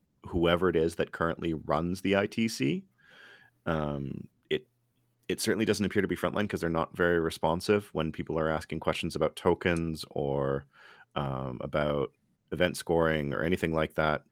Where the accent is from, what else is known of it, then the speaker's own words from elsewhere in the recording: Quebec, Canada; I was raised in Quebec